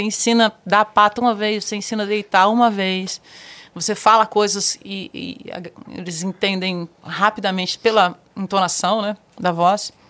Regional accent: Mato Grosso, Brazil; moved away; also born or lived in Araguaia River; fui criada no Mato Grosso, nasci no Rio Araguaia

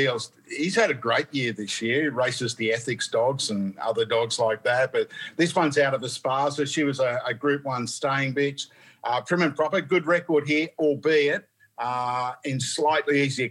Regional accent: New South Wales, Australia; moved away as an adult; now in Queensland, Australia; I ventured back to my hometown

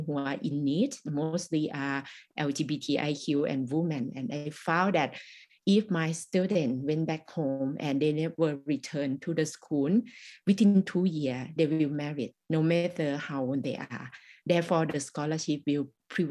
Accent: Thai-Lao border, Isan, Thailand; English is a second language; I was born in the Thai-Lao border. And I faced the same thing that when I went to the school, the teacher not allow me to speak Lao.

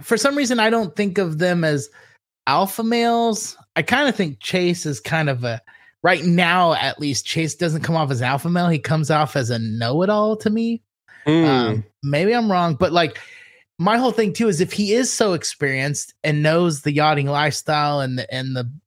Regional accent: Southern California, United States; accent: Ninja Turtle; growing up in Southern California

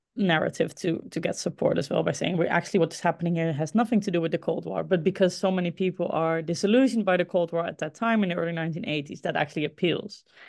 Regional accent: Groningen, Netherlands; Groningen. Uh, this is the ci, my hometown, the city, a city in the Netherlands where I grew up

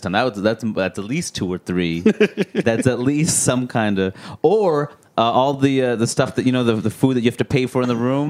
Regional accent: New York City, New York, United States; I grew up in Queens.

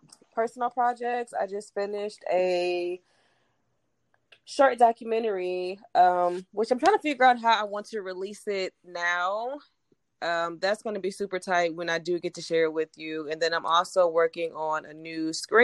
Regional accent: Cleveland, Ohio, United States; also born or lived in Houston, Texas; now in Los Angeles, United States; I was born in Cleveland.

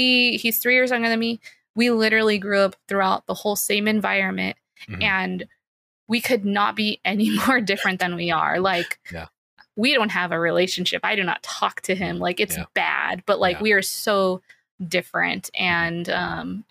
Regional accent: San Diego, California, United States; I grew up in San Diego. I was born and raised in San Diego

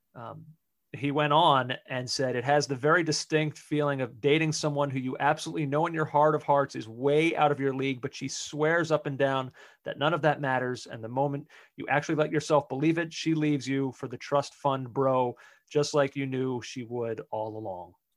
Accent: United States; we as American soccer fans

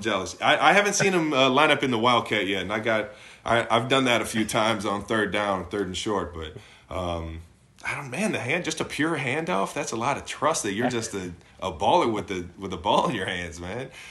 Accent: Cleveland, Ohio, United States; moved away as an adult; now in Kansas City, United States; I grew up in Cleveland

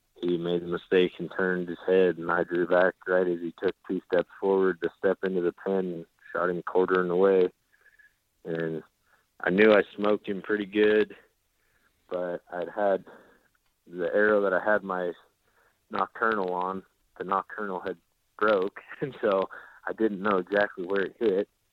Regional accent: South Dakota, United States; moved away as an adult; now in Oklahoma, United States; I was growing up in South Dakota

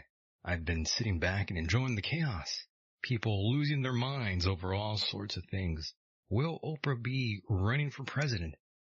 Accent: California, United States; right here in my home state of California.

